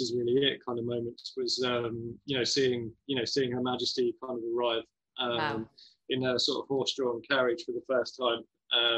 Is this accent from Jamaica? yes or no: no; West Sussex, South East England, United Kingdom; I'm kind of from West Sussex way